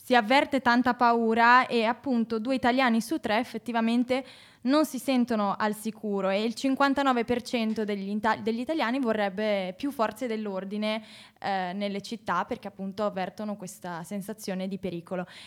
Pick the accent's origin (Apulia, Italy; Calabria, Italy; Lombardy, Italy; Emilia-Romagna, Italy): Lombardy, Italy; Pavia; Poi soprattutto anche io sono di Pavia